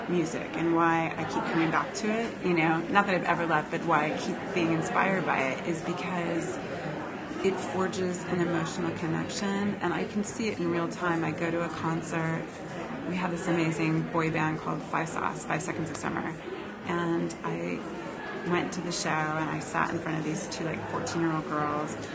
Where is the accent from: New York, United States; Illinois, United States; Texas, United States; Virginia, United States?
Texas, United States; I grew up in Texas, and we would go to the Houston rodeo and it drew national acts.